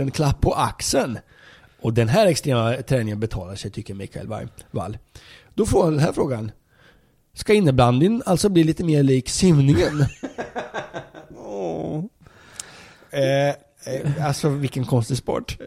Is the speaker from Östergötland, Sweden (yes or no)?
yes; Linköping, Östergötland, Sweden; i Linköping, där jag kommer ifrån